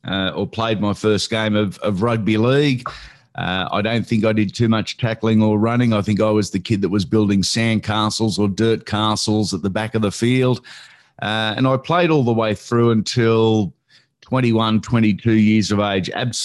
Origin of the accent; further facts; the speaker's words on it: Sydney, New South Wales, Australia; Mate, I was brought up in Western Sydney in the late 70s, early 80s.